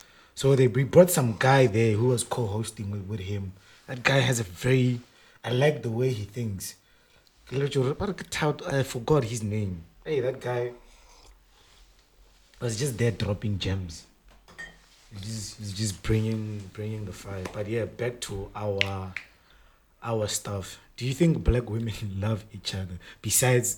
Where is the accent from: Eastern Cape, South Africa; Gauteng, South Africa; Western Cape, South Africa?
Gauteng, South Africa; Johannesburg; We're from Joburg.